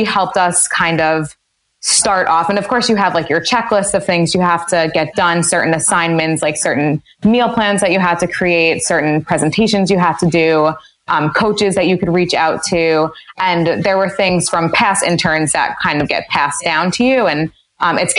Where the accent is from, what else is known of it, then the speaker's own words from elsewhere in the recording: Westchester, New York, United States; also born or lived in Maryland; I grew up in Westchester, New York